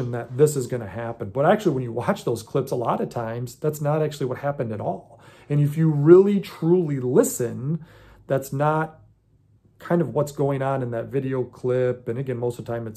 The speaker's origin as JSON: {"language": "English", "country": "United States", "tie": "born or raised there", "said": "I was born in America"}